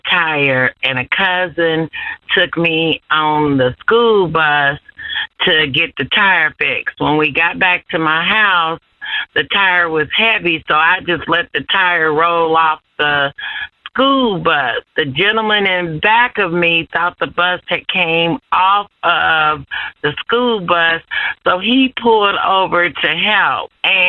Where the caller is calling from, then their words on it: Indianapolis, Indiana, United States; I'm calling from Indy.